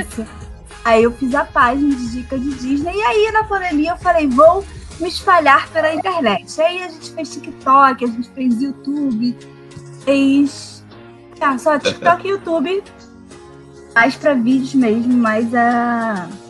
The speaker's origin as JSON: {"language": "Portuguese", "region": "Rio de Janeiro", "country": "Brazil", "said": "eu sou do Rio"}